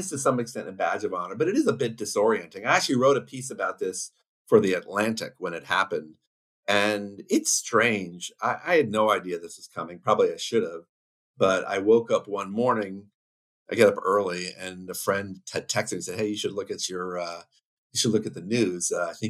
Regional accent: Hong Kong; born there; I was born in Hong Kong in the early 60s.

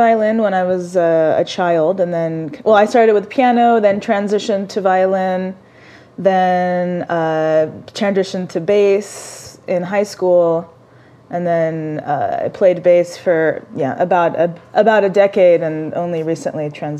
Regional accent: Saudi Arabia; also born or lived in Jordan / Oman / Dubai; I was born in Saudi Arabia. Kind of grew up in the Middle East. Grew up in the Gulf, in the Gulf region. So between Saudi and Jordan and Oman and Dubai.

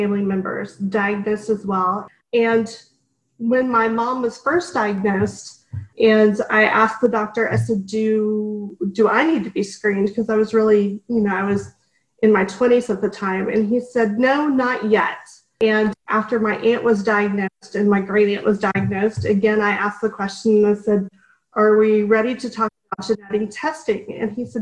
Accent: Dallas, Texas, United States; moved away; also born or lived in Washington, D.C.; I grew up in Dallas

